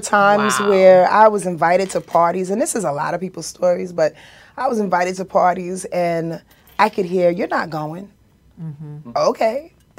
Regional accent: Yonkers, New York, United States; I'm from Yonkers, New York.

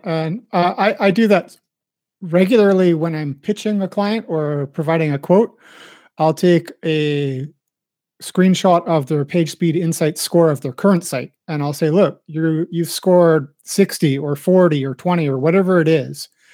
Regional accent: Winnipeg, Manitoba, Canada; accent: standard Midwest; I believe I kind of a standard Midwest accent because I came from uh, I'm from Winnipeg

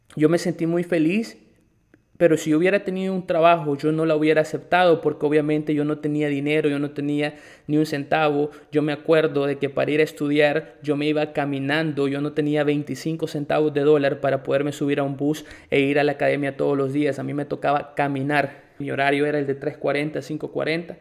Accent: El Salvador; moved away as an adult; also born or lived in Guatemala; now in Nicaragua; soy salvadoreño, tengo 26 años y en este momento estoy viviendo en Nicaragua

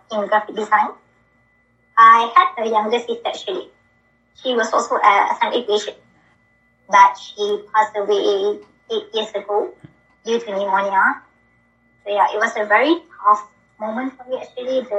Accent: Kuala Lumpur, Malaysia; from Malaysia.

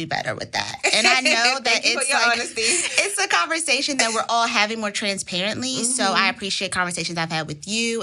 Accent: Washington, District of Columbia, United States; Born and raised in Washington, D.C.

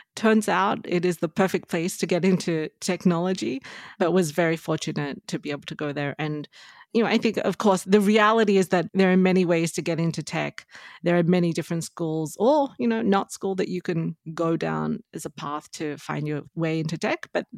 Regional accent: Australia; moved away as an adult; now in United States; So I grew up in Australia, did my undergraduate degree there, did a degree in economics and marketing, and then moved to the US, you know, after working in Australia for some time.

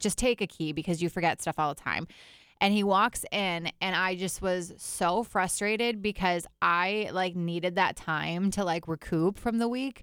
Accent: Fond du Lac, Wisconsin, United States; now in Minneapolis, United States; I grew up in Fond du Lac, Wisconsin, which is basically like its own town.

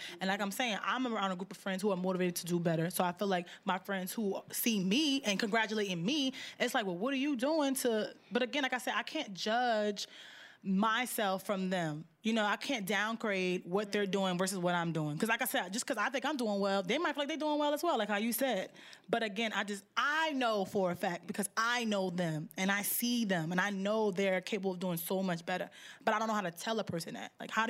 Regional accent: Newark, New Jersey, United States; I'm from Newark. I'm from the South Side.

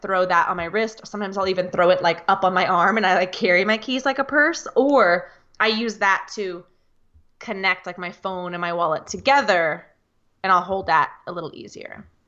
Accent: United States; I'm from the United States of America

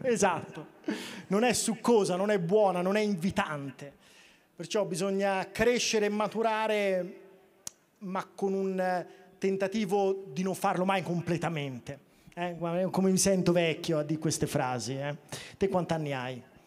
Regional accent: Tuscany, Italy; delle mie parti toscane

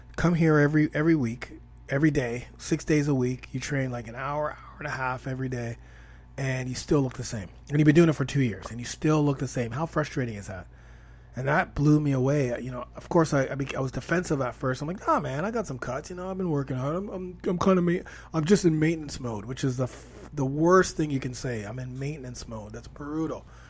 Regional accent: Toronto, Ontario, Canada; I'm from Toronto, Canada, so that's where I'm at right now. I still am here in the T dot.

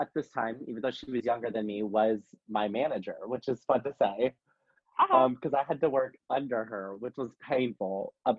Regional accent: Canyon Lake, Texas, United States; born or raised there; moved away as an adult; also born or lived in San Antonio, Texas / Lexington, Kentucky

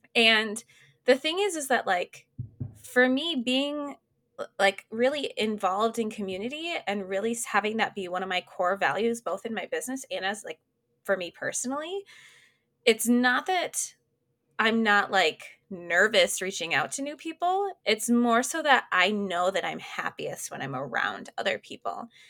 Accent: Minneapolis, Minnesota, United States; moved away as an adult; also born or lived in Des Moines, Iowa; Minneapolis, which is, like, my hometown

